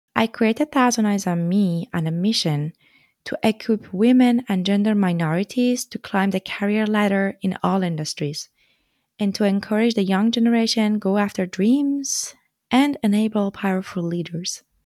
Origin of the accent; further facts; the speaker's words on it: Tehran, Tehran Province, Iran; moved away as an adult; also born or lived in France; I come from Iran, from the capital city, Tehran. I lived there almost all my life until two thousand twelve, when I left to continue my studies abroad